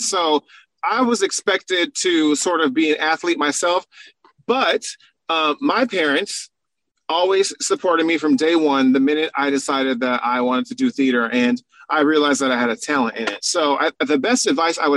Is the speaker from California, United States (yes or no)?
yes; San Diego, California, United States; Because, mind you, I'm from San Diego, California, and we don't do no snow, you know?